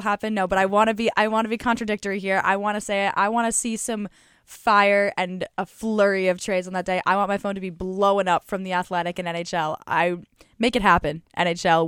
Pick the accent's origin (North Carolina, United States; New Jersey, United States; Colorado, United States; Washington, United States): Colorado, United States; moved away; I was born and raised in Colorado